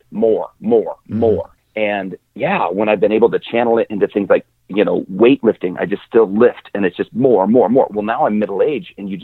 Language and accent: English; Wyoming, United States; moved away as an adult; also born or lived in Montana; I grew up in Wyoming